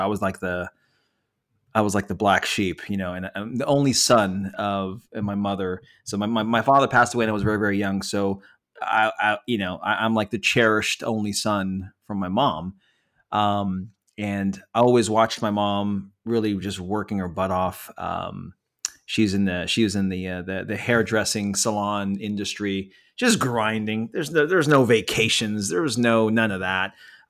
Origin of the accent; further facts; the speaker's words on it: San Francisco Bay Area, California, United States; by the way, I'm from the San Francisco Bay Area, born and raised.